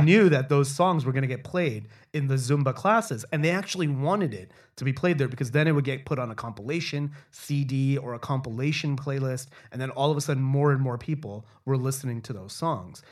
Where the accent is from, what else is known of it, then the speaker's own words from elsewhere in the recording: Toronto, Ontario, Canada; growing up in Toronto